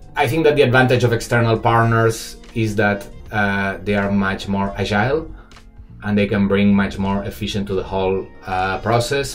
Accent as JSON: {"language": "English", "town": "Barcelona", "region": "Catalonia", "country": "Spain", "moved": "as an adult", "lives_now": "Shanghai, China", "said": "I'm obviously not Chinese, I'm from Barcelona, but I've been living 12 years uh, in Shanghai"}